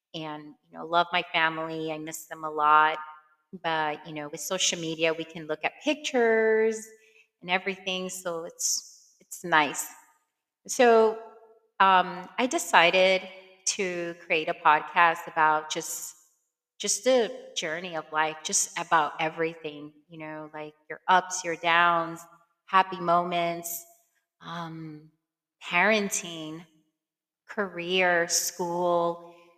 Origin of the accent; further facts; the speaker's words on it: New York City, New York, United States; moved away; I am from Brooklyn, New York